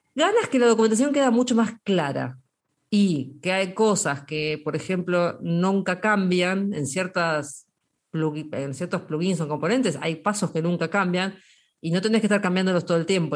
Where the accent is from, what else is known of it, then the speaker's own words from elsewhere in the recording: Argentina; los argentinos somos mitad españoles, mitad, españoles y mitad italianos